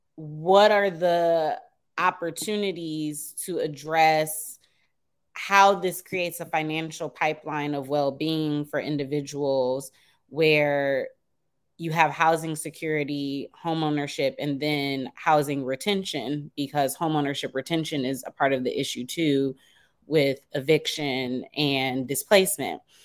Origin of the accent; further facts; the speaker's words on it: Detroit, Michigan, United States; now in Washington, D.C., United States; I live in D C, but I'm originally from Detroit